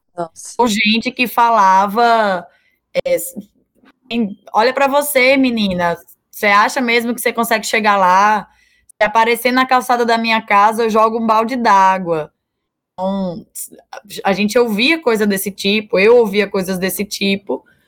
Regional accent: Natal, Rio Grande do Norte, Brazil; Eu nasci aqui em Natal, nasci lá na Januário Sico

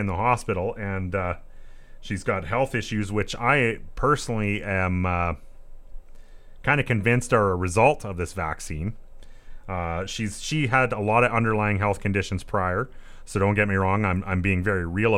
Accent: Southeast Saskatchewan, Canada; I'm on the rodeo committee for my hometown. Here in Southeast Saskatchewan

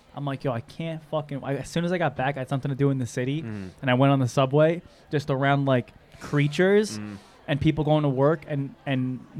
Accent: New York, United States; I'm from New York.

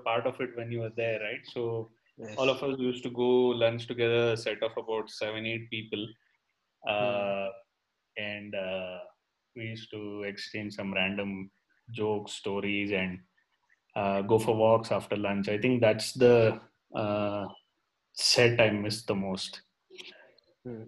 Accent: Goa, India; moved away; I grew up in Goa

